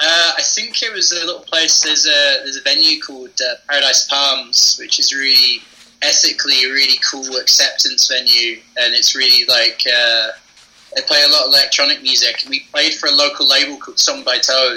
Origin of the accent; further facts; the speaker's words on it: Aberdeen, Scotland, United Kingdom; moved away as an adult; also born or lived in England / Edinburgh; in Aberdeen. So, like, I grew up in Aberdeen as well.